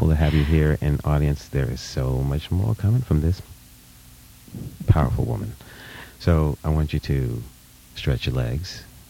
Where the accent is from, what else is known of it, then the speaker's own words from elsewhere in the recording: New York City, New York, United States; moved away; New York. I'm a New Yorker. Mm-hmm. Born in Brooklyn